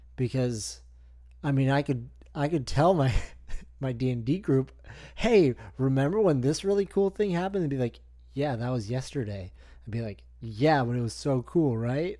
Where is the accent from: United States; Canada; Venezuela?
Canada; I'm the Canadian guy.